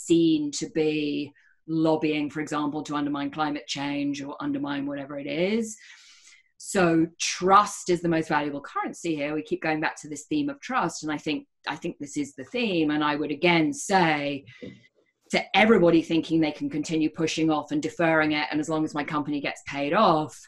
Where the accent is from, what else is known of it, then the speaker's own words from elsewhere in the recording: United Kingdom; moved away; And I'm British.